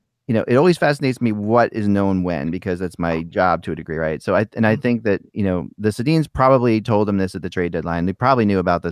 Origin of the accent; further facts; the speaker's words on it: Philadelphia, Pennsylvania, United States; as a Philadelphian